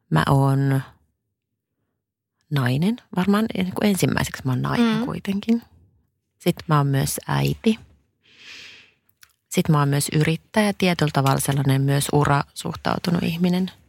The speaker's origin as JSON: {"language": "Finnish", "town": "Mikkeli", "region": "South Savo", "country": "Finland", "tie": "born or raised there", "said": "mä oon Savosta koteisen, ihan Mikkelistä"}